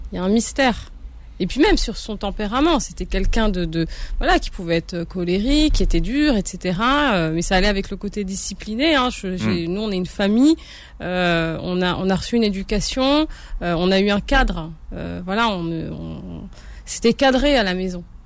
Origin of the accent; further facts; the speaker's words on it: France; also born or lived in Algeria; moi, je suis née en France, je suis née dans le, dans le cocon, euh, français, même si, bon, j'ai grandi dans une cité